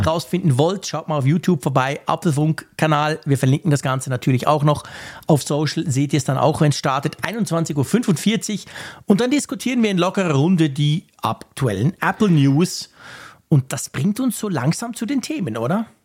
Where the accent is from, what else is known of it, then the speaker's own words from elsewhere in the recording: Switzerland; ich als Schweizer